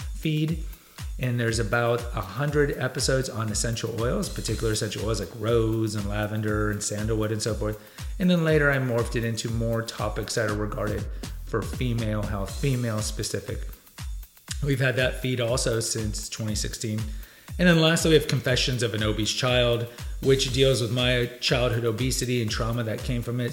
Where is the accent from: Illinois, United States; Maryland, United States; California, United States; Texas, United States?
Texas, United States; Houston; also born or lived in San Antonio, Texas / Austin, Texas; I grew up in Houston, and I went to college for my undergrad in San Antonio, and then I lived in Austin